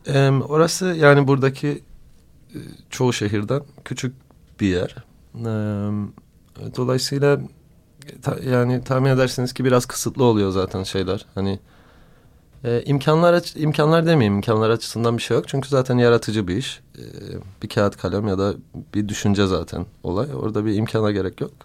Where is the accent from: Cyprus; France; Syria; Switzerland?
Cyprus; bir Kıbrıslı olarak